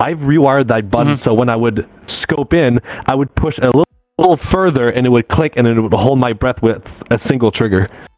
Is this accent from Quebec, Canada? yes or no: yes; Montreal, Quebec, Canada; accent: American; English is a second language; English in some part of Montreal, they're like, where are you from? I'm like, I'm from here. It's like, you sound American.